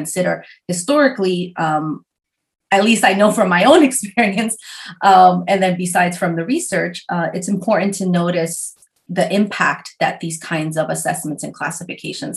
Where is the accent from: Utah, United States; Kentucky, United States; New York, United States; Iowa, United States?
New York, United States; English is a second language; also born or lived in Chile; I came from Chile when I was 5 and came with my mom to New York. And I was enrolled in a school in Queens